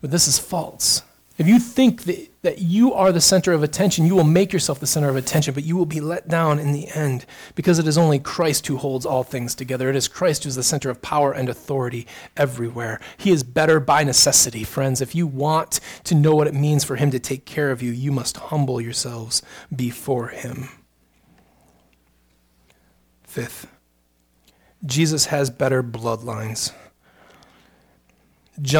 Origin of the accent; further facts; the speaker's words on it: United States; we're American